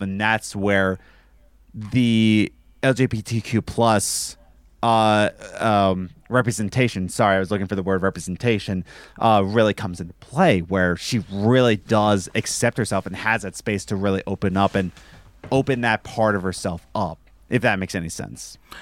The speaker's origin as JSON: {"language": "English", "country": "United States", "said": "I'm American"}